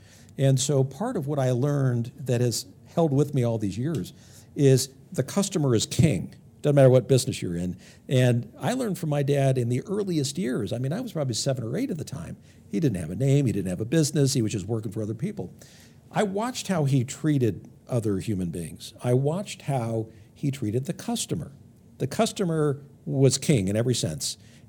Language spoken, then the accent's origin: English; Los Angeles, California, United States; So I grew up in the San Fernando Valley, just on the other side of the hills of Los Angeles, kind of mid-range.